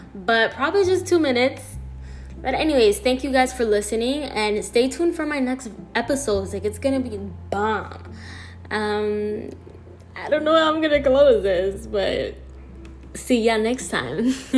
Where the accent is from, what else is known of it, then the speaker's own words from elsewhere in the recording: New York City, New York, United States; also born or lived in Florida, United States; now in New Jersey, United States; I was born in New York City, half raised there, half raised in Florida